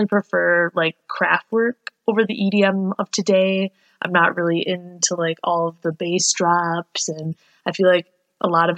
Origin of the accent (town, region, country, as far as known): Michigan, United States